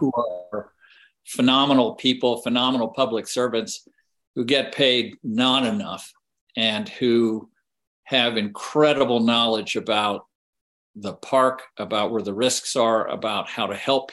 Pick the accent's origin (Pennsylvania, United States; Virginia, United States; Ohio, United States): Virginia, United States; Charlottesville; also born or lived in Lexington, Virginia; I grew up in Charlottesville, Virginia, which is the middle of the state of Virginia